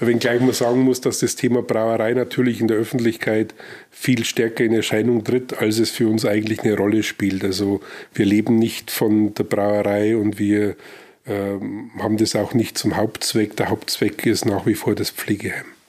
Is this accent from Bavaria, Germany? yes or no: yes; Weiden, Bavaria, Germany; moved away as an adult; also born or lived in Nabburg; now in Regensburg, Germany; ich bin äh, gebürtiger Nordoberpfälzer, also mhm. äh, gebürtig im Krankenhaus Nappburg. Also da bin mhm. ich halt geboren, aber sonst bin ich in Weiden aufgewachsen